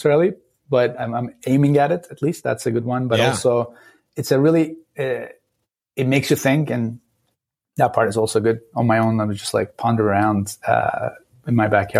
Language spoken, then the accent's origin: English; Istanbul, Turkey; moved away as an adult; now in San Francisco Bay Area, United States; I grew up in Turkey, in Istanbul, a crazy town of 18 million people